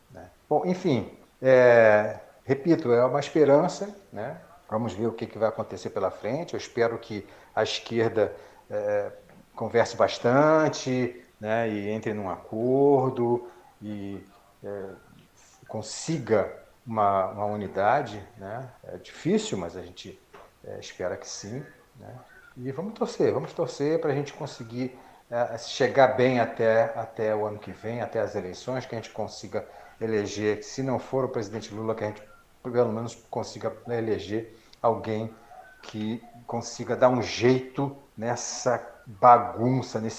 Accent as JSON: {"language": "Portuguese", "country": "Brazil", "said": "nós somos brasileiros, não desistimos nunca."}